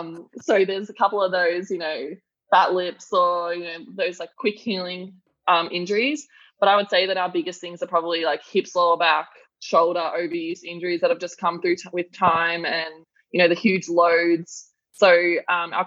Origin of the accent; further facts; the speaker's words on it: Melbourne, Victoria, Australia; also born or lived in United States; I'm from Melbourne. I have lived or at least been based there for my whole life.